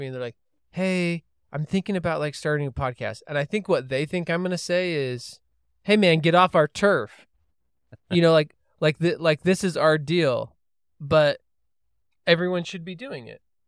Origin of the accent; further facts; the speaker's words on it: Holladay, Utah, United States; I grew up in Holiday, Utah